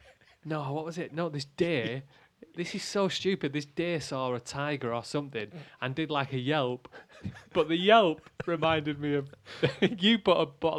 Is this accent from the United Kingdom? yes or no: yes; Manchester, North West England, United Kingdom; I said, oh, Manchester.